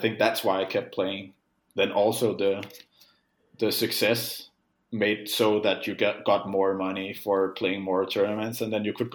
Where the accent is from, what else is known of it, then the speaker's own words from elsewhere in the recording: Hvidovre, Capital Region of Denmark, Denmark; I had fun growing up in in Vidovre